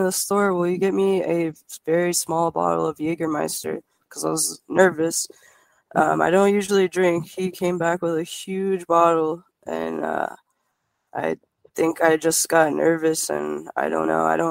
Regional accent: Dallas, Texas, United States; I'm from Dallas

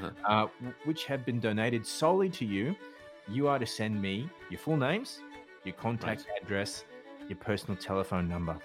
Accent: Australia; I'm Australian

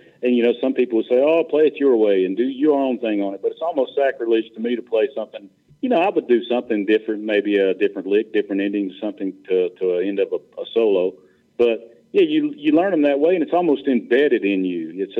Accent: Raleigh, North Carolina, United States; I was born and raised in Raleigh

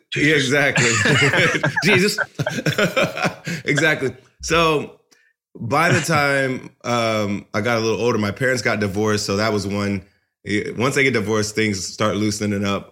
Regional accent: Ohio, United States; now in California, United States; we were growing up in Ohio

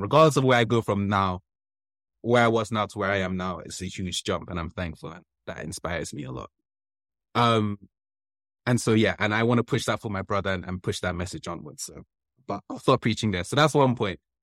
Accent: London, United Kingdom; also born or lived in Wembley; my childhood place where I grew up in Kilburn

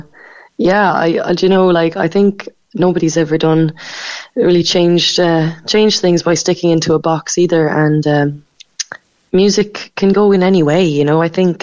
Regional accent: Macroom, Munster, Ireland; moved away as an adult; also born or lived in Cork / London; I'm from Macroom. I grew up in Raleigh

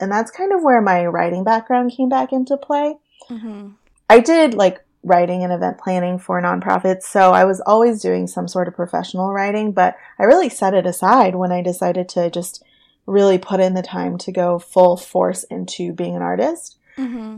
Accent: Orange County, California, United States; also born or lived in San Diego; now in Los Angeles, United States; I was born and raised in Orange County

